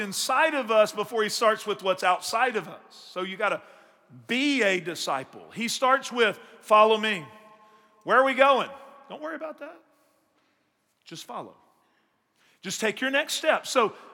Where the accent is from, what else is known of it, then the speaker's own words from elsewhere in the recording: Northeast Texas, United States; moved away; I grew up in Northeast Texas